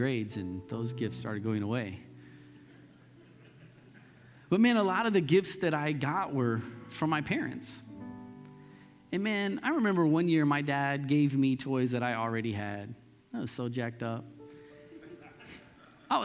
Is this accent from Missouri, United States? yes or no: yes; Lee's Summit, Missouri, United States; also born or lived in Northeast Kansas City, Missouri; when we moved from Northeast out to Lee Summit